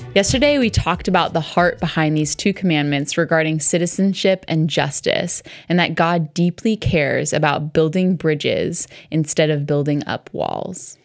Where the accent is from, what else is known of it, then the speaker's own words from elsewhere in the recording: New York City area, United States; I grew up right around New York City